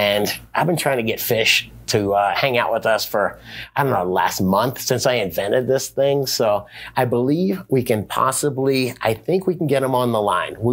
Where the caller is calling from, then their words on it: Oregon, United States; I'm calling from Oregon.